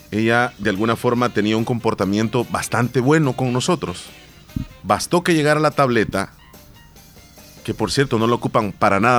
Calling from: Silver Spring, Maryland, United States; de Silver Spring y quiero felicitar a mi papá que está cumpliendo 81 años.

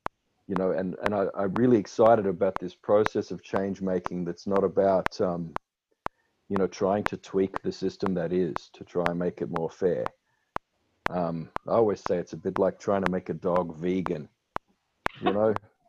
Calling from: Melbourne, Victoria, Australia; I'm speaking from Boonwurrung country here in Melbourne.

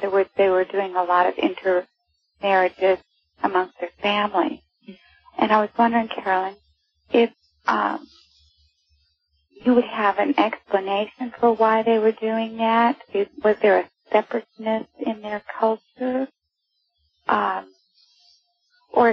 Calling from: Missouri, United States; Hi, this is …, and I'm calling from Mid-Missouri.

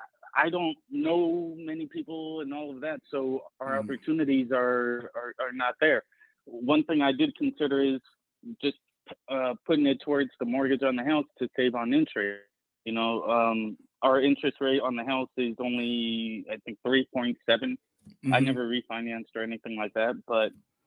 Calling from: Atlanta, Georgia, United States; Hi, I'm …. I'm currently living in the Atlanta area.

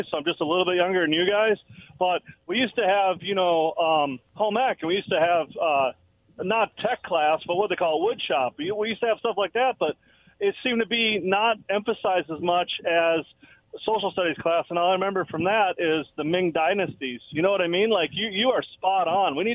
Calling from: Richland, Washington, United States; Hi, guys. … from Richland.

